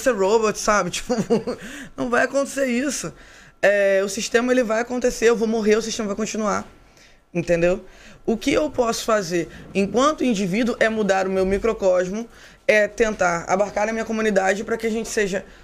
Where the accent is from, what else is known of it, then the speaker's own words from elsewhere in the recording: Brazil; A gente tem influência porque a gente é brasileiro, cara. A minha macumba vem do Rio de Janeiro.